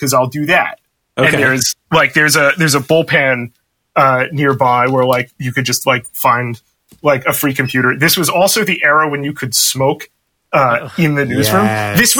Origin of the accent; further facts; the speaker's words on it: Brooklyn, New York, United States; I'm from New York City, from Brooklyn specifically.